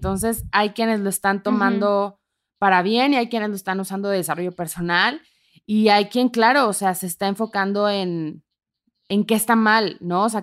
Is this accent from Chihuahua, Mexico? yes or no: yes; Ciudad Juárez, Chihuahua, Mexico; moved away as an adult; also born or lived in Tamaulipas; now in Mexico City, Mexico; yo soy justo de nacida en Tamaulipas, crecida en Ciudad Juárez, Chihuahua, con familia en Monterrey y Monclova, Coahuila.